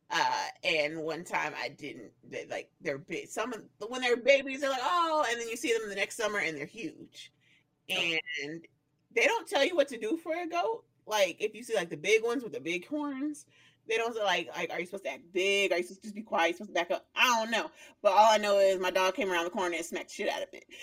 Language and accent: English; Colorado, United States; I don't know if y'all know that I grew up in Colorado, so like I going to like the mountains was a thing